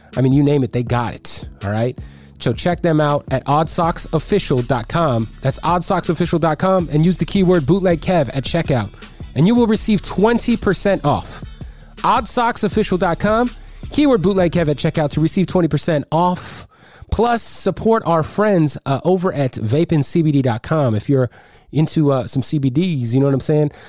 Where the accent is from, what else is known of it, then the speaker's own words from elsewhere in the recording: Phoenix, Arizona, United States; not being from LA, I'm from Phoenix